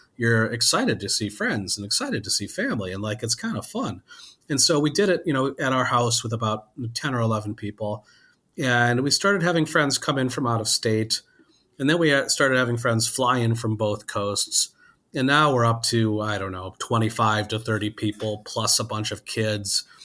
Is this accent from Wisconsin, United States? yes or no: yes; Wisconsin, United States; I grew up in Wisconsin